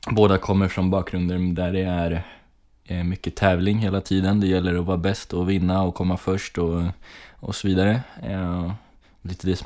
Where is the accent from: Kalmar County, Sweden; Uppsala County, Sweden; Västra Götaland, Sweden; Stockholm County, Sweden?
Kalmar County, Sweden; Kalmar; also born or lived in Gotland; now in Gothenburg, Sweden; Eh, och eh, ja, jag är uppväxt i Kalmar. Jag flyttade till, eh, med min familj till Kalmar när jag var tio år. Eh, vi kom från eh, Gotland.